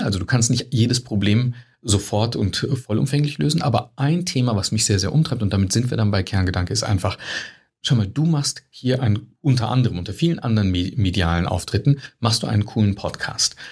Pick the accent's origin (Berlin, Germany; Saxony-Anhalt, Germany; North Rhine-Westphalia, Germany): North Rhine-Westphalia, Germany; East Westphalia-Lippe, near Bielefeld, Herford; moved away; ich komme ursprünglich aus Westfalen, aus Ostwestfalen-Lippe heißt das, aus der Nähe von Bielefeld, Herford